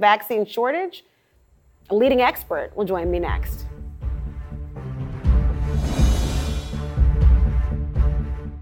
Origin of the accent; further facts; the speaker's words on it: Minnesota, United States; my hometown